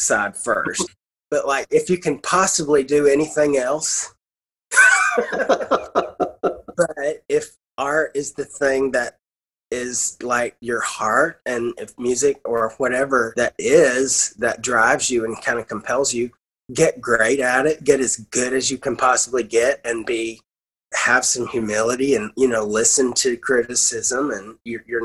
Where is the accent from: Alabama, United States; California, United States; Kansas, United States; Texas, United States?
Alabama, United States; Arab; growing up in Arab, Alabama